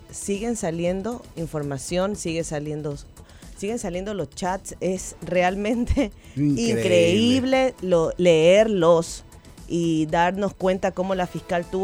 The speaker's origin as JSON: {"language": "Spanish", "country": "Ecuador", "said": "disculpe, perdón, es que soy de Ecuador, ¿no?"}